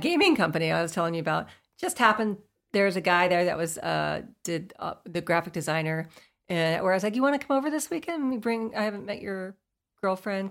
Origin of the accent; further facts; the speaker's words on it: Florida, United States; I'm from Florida